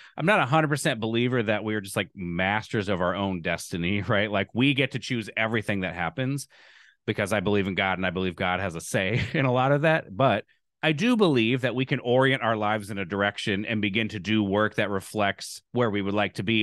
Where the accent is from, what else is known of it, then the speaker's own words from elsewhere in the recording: Lincoln, Nebraska, United States; also born or lived in Evanston, Illinois; now in Alabama, United States; I'm from Nebraska.